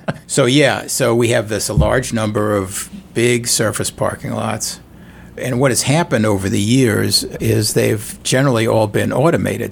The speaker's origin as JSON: {"language": "English", "town": "New York City", "region": "New York", "country": "United States", "moved": "as an adult", "lives_now": "St. Louis, United States", "said": "I'm from New York City originally"}